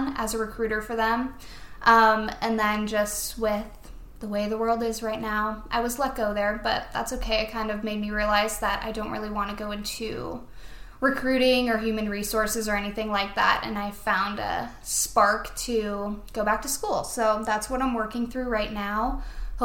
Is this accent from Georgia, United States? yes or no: no; Erie, Pennsylvania, United States; now in Colorado, United States; we're all from Pennsylvania